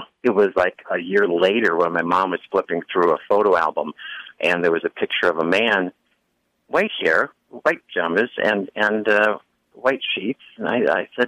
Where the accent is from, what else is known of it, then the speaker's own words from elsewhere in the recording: Buffalo, New York, United States; I grew up in Buffalo, New York